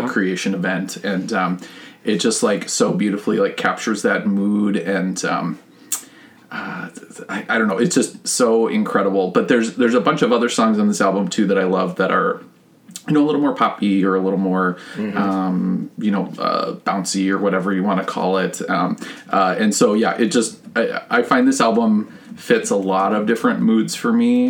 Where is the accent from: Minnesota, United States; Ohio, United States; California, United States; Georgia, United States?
Minnesota, United States; Richfield; I actually grew up in Richfield, like a mile oh. from our current house